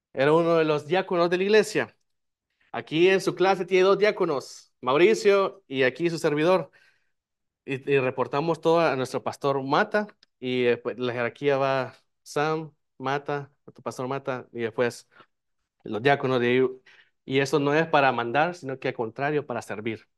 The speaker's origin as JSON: {"language": "Spanish", "country": "El Salvador", "moved": "yes", "lives_now": "United States", "said": "yo soy de El Salvador"}